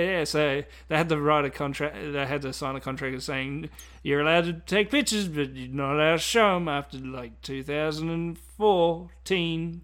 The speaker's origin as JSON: {"language": "English", "country": "Australia", "said": "as being Australian"}